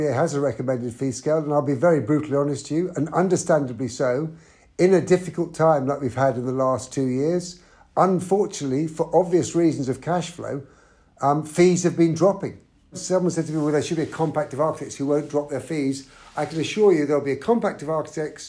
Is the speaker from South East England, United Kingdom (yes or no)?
no; London, United Kingdom; I'm a Londoner